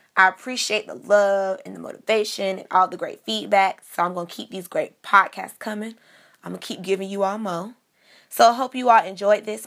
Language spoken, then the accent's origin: English; Miami, Florida, United States; growing up in Miami, I grew up the daughter of two pastors